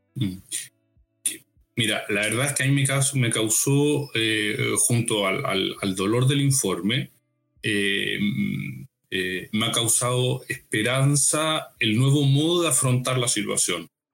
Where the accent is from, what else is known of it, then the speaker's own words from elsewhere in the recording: Talca, Maule, Chile; soy chileno eh, de una diócesis pequeña, más o menos pequeña, pero no arquidiócesis, dijéramos, se llama Talca